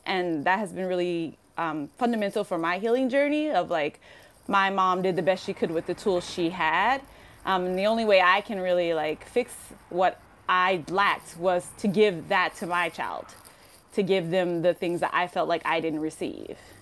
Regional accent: Compton, California, United States; moved away as an adult; now in Tokyo, Japan; I grew up in Compton, California

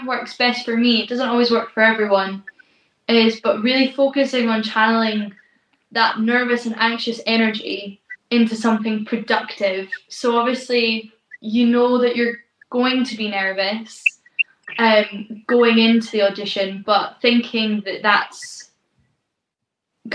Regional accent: East Neuk of Fife, Scotland, United Kingdom; I'm from the East Nuke of Fife, is a tiny little coastal section. That's where I was raised.

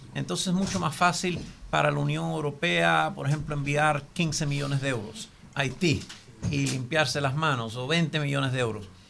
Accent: Cuba; now in United States; Nací, me crié en Cuba y vivo en los Estados Unidos.

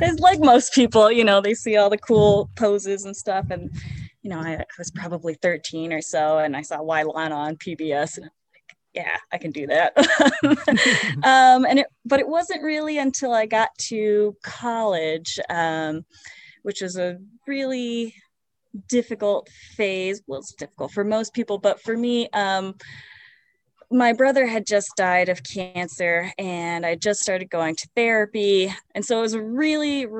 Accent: Holyoke, Massachusetts, United States; I'm born and raised in Holyoke

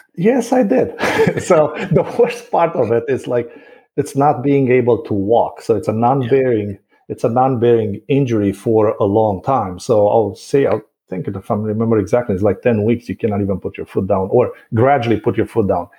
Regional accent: Bucharest, Romania; first language Romanian; English is a second language; moved away as an adult; now in Wesley Chapel, United States; I was born and raised in Bucharest, which is the capital.

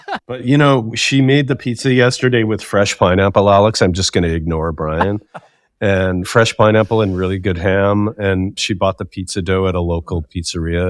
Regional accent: Saskatchewan, Canada; when I was growing up in Saskatchewan

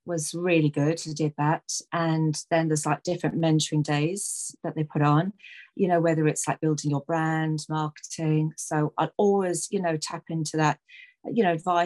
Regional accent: London, United Kingdom; moved away; growing up in London, you know, we did the Irish dancing, the Irish music

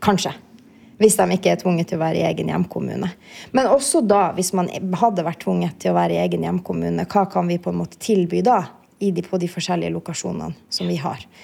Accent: Kautokeino, Finnmark, Norway; now in Oslo, Norway; Jeg er jo fra Kautokeino

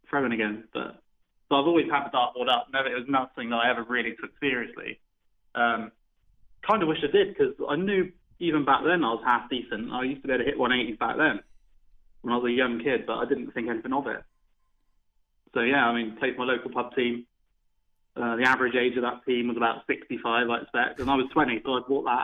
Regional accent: Holcombe Rogus, South West England, United Kingdom; I'm, not, I'm from Devon.

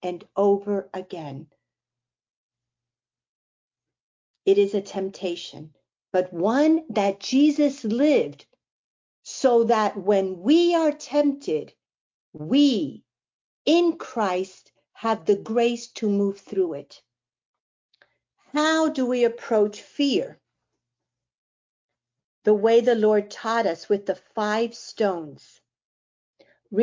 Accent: Miami, Florida, United States; I'm from Miami.

